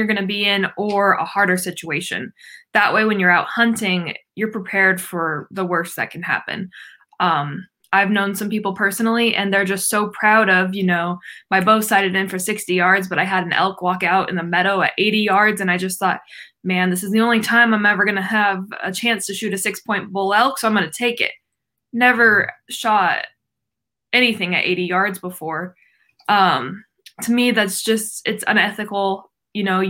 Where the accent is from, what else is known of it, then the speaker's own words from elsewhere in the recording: Northwest Washington, United States; moved away as an adult; also born or lived in Oregon; I am from Northwest Washington.